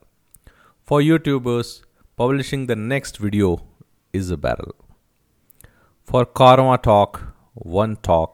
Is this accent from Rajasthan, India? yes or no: yes; Rajasthan, India; I'm from Rajasthan